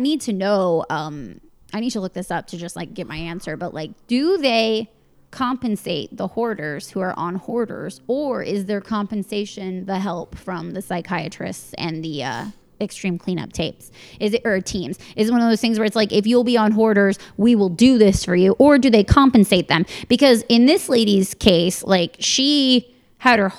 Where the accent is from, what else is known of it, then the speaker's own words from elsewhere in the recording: Northern Virginia, United States; I grew up in Northern Virginia